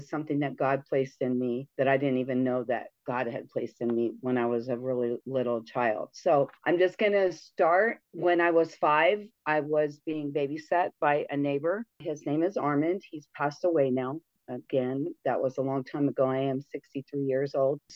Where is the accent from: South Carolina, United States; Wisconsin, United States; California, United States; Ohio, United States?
California, United States; Redondo Beach; moved away as an adult; also born or lived in Tustin, California; now in Las Vegas, United States; we moved 2 cities away from Redondo Beach